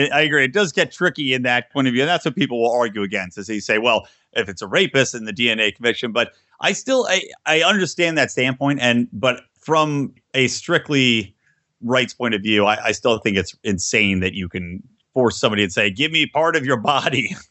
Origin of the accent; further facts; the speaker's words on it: Yardley, Pennsylvania, United States; I grew up in Bucks County, Pennsylvania